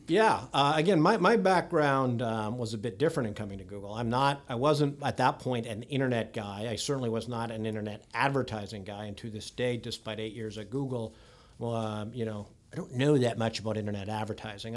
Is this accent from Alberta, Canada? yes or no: no; just outside Toronto, Ontario, Canada; moved away as an adult; now in Silicon Valley, United States; born and raised out, just outside, uh, uh, Toronto